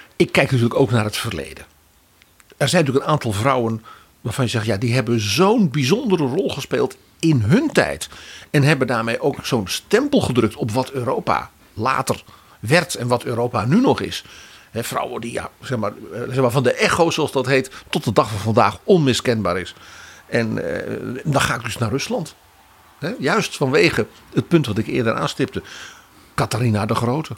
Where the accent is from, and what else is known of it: Netherlands